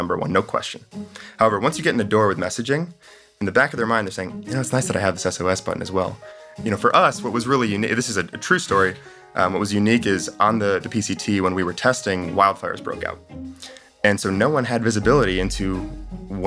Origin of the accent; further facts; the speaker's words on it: Chicago, Illinois, United States; I'm from Chicago